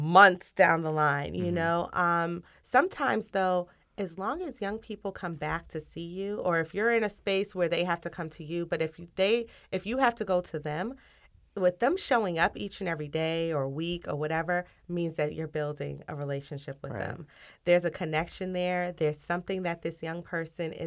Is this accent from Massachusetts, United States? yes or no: yes; Cambridge, Massachusetts, United States; growing up in Cambridge, walking through Harvard Yard on a daily basis to go to school